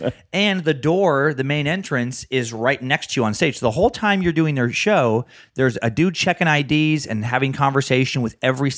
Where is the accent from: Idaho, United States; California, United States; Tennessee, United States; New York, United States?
Idaho, United States; My home state.